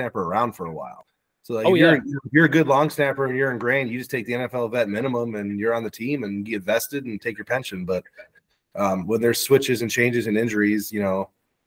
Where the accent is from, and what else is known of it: Ohio, United States; born or raised there